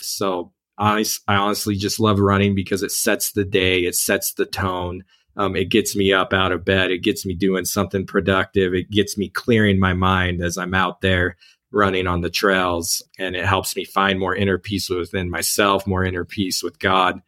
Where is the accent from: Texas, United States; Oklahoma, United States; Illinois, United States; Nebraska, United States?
Oklahoma, United States; moved away as an adult; now in Ogden, United States; I actually grew up in Oklahoma